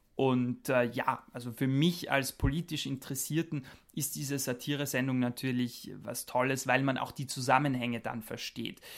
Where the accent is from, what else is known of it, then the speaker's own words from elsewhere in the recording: Austria; moved away as an adult; also born or lived in Germany; now in Strasbourg, France; da ich mhm. am Land aufgewachsen bin, mitten in den Bergen in Österreich